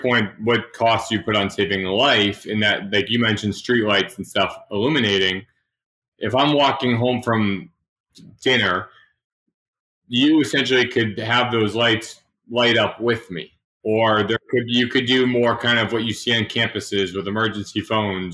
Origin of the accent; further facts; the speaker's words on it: Massachusetts, United States; I'm from Massachusetts. Boston had the big dig back when I was growing up.